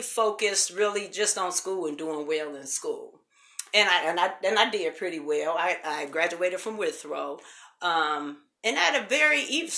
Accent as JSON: {"language": "English", "town": "Cincinnati", "region": "Ohio", "country": "United States", "tie": "born or raised there", "also_born_or_lived": "Detroit, Michigan", "said": "I wasn't born and raised in Cincinnati. Born and raised in Detroit, Michigan. We moved here when I was 10."}